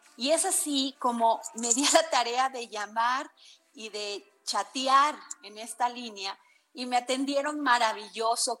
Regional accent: Mexico; quienes somos usuarios mexicanas

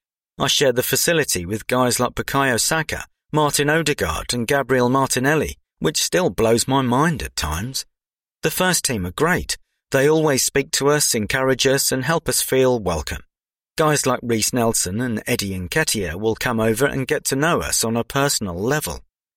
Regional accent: Enschede, Overijssel, Netherlands; Growing up in Holland, football is a big part of the culture over there. I grew up in the east of the country, in the Enschede region, which is close to the German border.

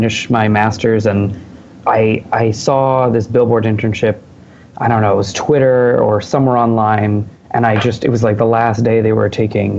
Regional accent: Boston, Massachusetts, United States; now in New York, United States; I am a New Yorker, but I'm from Boston

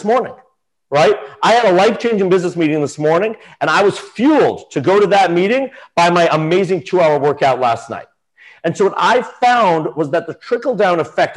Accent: New York City, New York, United States; Yeah, I grew up on the Upper East Side of Manhattan.

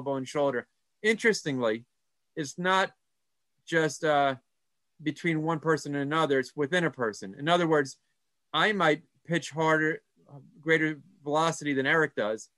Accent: New York, United States; moved away as an adult; also born or lived in Colorado; now in Birmingham, United States; I'm a guy from New York who then lived in Colorado.

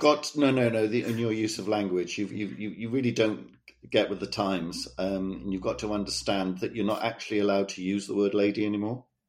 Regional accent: Cardiff, Wales, United Kingdom; moved away; my hometown of Cardiff

